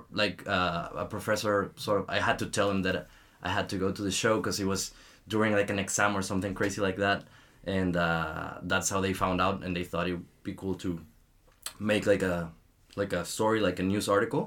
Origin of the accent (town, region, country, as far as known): Mexico; English is a second language; moved away as an adult; also born or lived in Puebla, Mexico; now in Canada